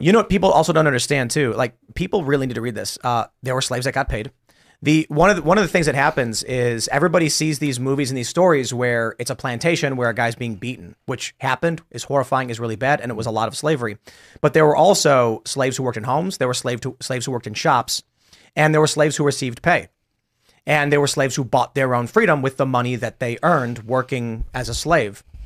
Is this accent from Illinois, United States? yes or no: yes; Chicago, Illinois, United States; moved away; Growing up in Chicago, we didn't have any of this